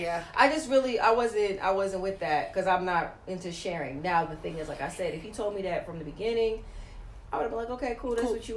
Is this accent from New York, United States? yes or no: yes; New York, United States; now in Atlanta, United States; I'm originally from New York, but I didn't get to live my 20s in New York.